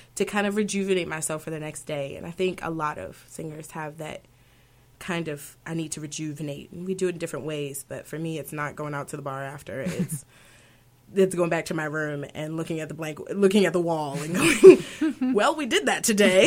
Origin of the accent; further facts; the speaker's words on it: Baltimore, Maryland, United States; I'm from Baltimore, Maryland, so we were from Baltimore City, and just were used to rap and R&B being all, all around us